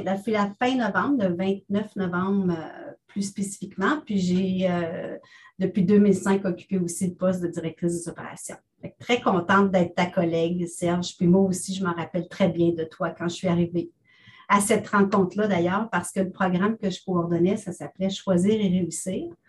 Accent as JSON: {"language": "French", "region": "Ontario", "country": "Canada", "tie": "born or raised there", "also_born_or_lived": "Pierrefonds, Quebec", "said": "Je suis une fière franco-ontarienne. Je suis née à Oxbury"}